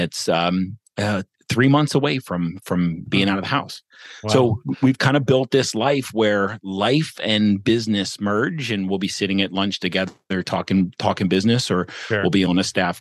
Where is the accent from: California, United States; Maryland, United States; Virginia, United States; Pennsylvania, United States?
Maryland, United States; Baltimore; moved away as an adult; also born or lived in Portland, Oregon / St. Louis; I grew up, born and raised in Baltimore, Maryland